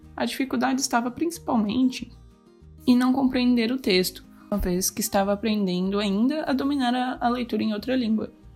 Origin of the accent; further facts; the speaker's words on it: Greater Florianópolis, Santa Catarina, Brazil; eu sou de Grande Florianópolis, em Santa Catarina